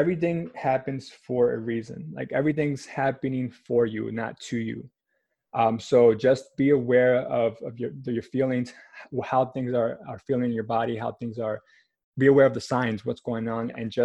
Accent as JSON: {"language": "English", "town": "New York City", "region": "New York", "country": "United States", "tie": "born or raised there", "said": "born and raised in Manhattan."}